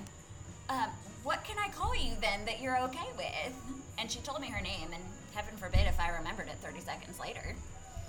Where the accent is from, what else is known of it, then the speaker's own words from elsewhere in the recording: Connecticut, United States; now in Johns Island, United States; I was raised in Connecticut. We're not talking the bougie Connecticut. I'm talking state forest, all sorts of wild stuff.